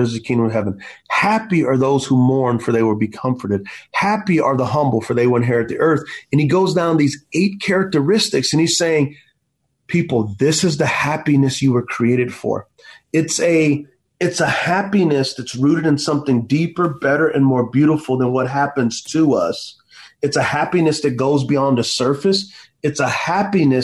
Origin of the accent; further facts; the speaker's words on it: United States; as American Christians